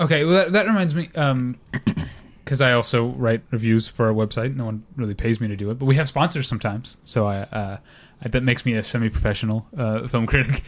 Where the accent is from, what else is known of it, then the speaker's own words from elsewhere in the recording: St. Louis, Missouri, United States; moved away; I was born and raised to hate the Cubs 'cause I'm from Saint Louis, Missouri